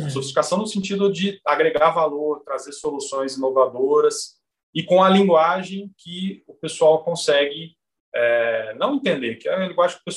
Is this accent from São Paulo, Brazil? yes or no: yes; Mococa, São Paulo, Brazil; E eu sou de Mococa, que também tem tradição é, no café, né?